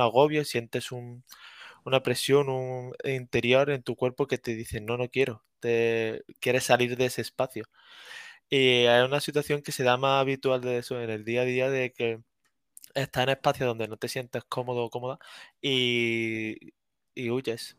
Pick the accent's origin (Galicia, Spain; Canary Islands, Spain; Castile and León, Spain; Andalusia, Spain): Andalusia, Spain; Córdoba; moved away as an adult; now in Granada, Spain; soy de Córdoba, aunque ahora mismo me encuentro viviendo en Granada